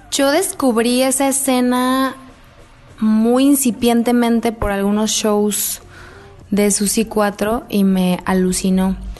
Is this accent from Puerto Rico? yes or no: no; Mexico City, Mexico; now in Guadalajara, Mexico; yo nací en Guadalajara y al mes prácticamente me mudé a la Ciudad de México y a los tres años de edad entré a esta escuela que cuando menos estaba ubicada en Coyoacán